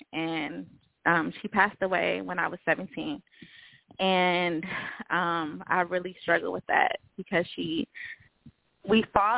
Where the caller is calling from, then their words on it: Los Angeles, California, United States; I'm calling from Los Angeles.